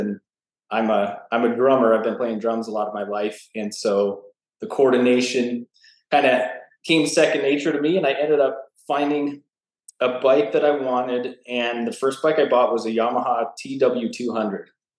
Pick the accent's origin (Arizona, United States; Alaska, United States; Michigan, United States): Arizona, United States; Flagstaff; moved away as an adult; I grew up in Flagstaff, Arizona. So born and raised. If you haven't been, it's everyone thinks Arizona is just hot and sandy desert, but Flagstaff's at 7,000 feet. It's a fairly small mountain town